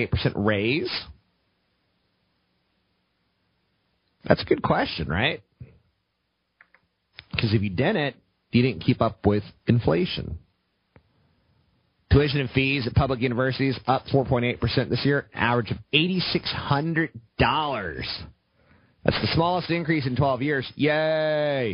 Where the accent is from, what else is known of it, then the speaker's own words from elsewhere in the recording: United States; I'm American